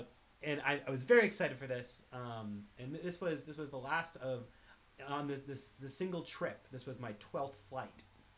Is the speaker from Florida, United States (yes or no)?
yes; Tampa, Florida, United States; now in Los Angeles, United States; I started out here in Los Angeles, flew to my hometown of Tampa